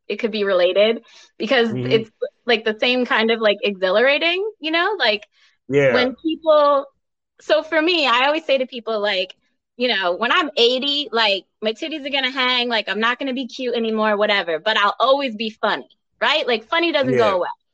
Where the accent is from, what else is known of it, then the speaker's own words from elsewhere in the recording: Rhode Island, United States; I am from Rhode Island.